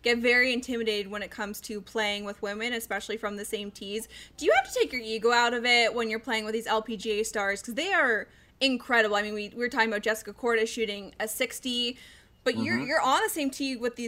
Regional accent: Colorado, United States; moved away; I grew up in Colorado. I'm actually moving back there

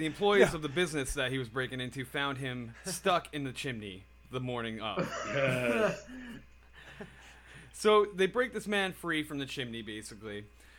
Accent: United States; I'm American

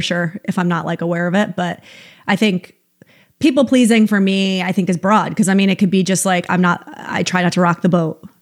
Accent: upstate New York, United States; now in California, United States; I'm from upstate New York, so I know the weather that you guys get. It's the same weather that we used to get, that I got growing up.

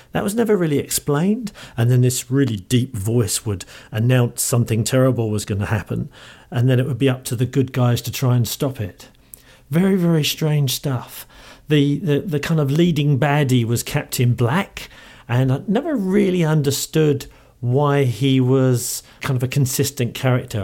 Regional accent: London, United Kingdom; accent: Cockney; speaking as a Cockney

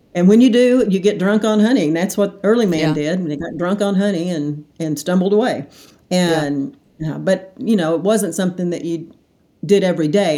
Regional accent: Hot Springs, Arkansas, United States; moved away as an adult; also born or lived in Little Rock, United States; now in Dallas, United States; Born and raised in Hot Springs

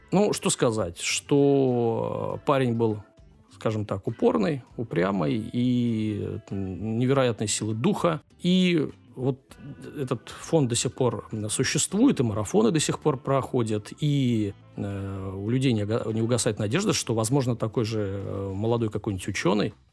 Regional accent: Ukraine; так как я из Украины

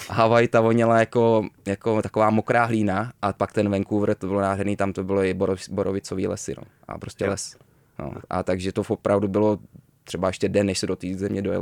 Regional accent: Malaga, Andalusia, Spain; born there; Já jsem se narodil ve Španělsku, v Malaze.

